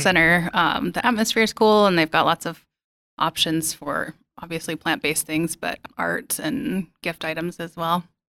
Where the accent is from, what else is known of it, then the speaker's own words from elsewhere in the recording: Billings, Montana, United States; moved away; I was born here as well, but it took me leaving, uh, and coming back to appreciate Billings a little bit more